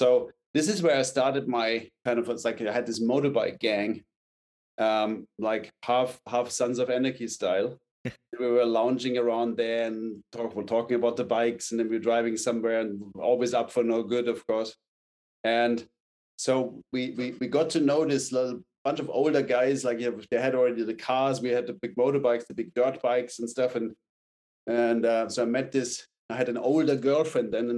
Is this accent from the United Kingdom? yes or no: no; Munich, Bavaria, Germany; I grew up in like in Munich, but in outside Munich